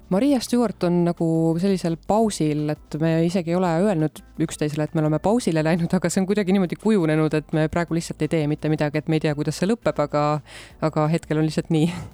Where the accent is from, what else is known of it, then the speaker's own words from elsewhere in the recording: South Estonia, Estonia; now in Tartu, Estonia; see Lõuna-Eesti, kust ma ise pärit olen ka, et Võrumaa ja Põlvamaa